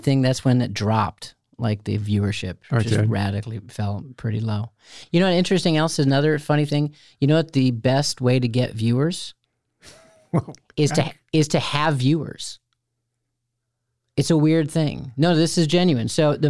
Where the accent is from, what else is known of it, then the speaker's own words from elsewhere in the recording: outside of Chicago, Illinois, United States; No, I was raised outside of Chicago.